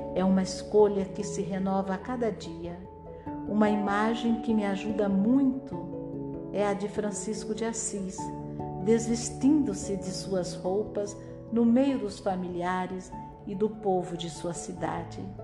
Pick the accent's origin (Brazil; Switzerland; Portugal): Switzerland; Geneva; Portuguese is a second language; eu sou de Genebra e aprendi o português